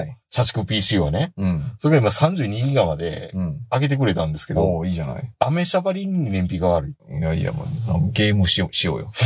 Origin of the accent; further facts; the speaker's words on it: Kansai, Japan; 僕は関西の人